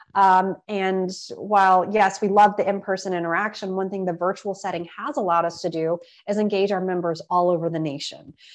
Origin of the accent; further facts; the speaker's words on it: Austin, Texas, United States; now in Washington, DC, United States; I had incredible meetings with folks in Austin. And um, yes, being my hometown